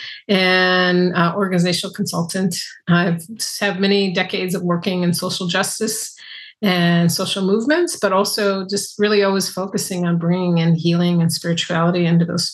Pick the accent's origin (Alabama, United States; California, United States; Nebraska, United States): California, United States; San Francisco Bay Area; I was raised in the San Francisco Bay Area